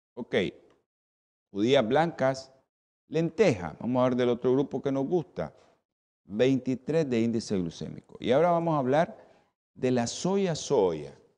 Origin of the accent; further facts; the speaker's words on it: Nicaragua; así somos los nicas